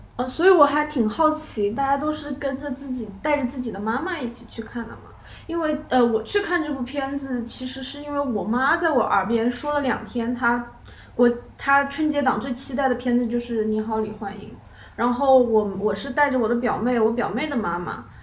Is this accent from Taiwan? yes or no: no; Hubei, China; 我是某小厂的影视从业者，我也是一个湖北人